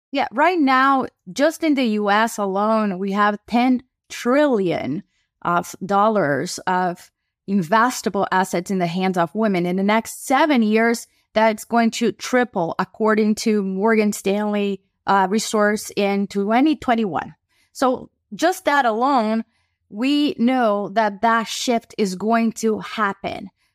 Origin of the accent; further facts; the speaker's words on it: Brazil; now in United States; I am an immigrant from Brazil who moved to the U.S.